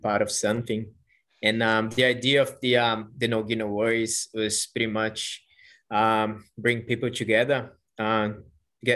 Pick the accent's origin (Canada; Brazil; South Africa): Brazil; English is a second language; moved away as an adult; now in Australia; I'm from Brazil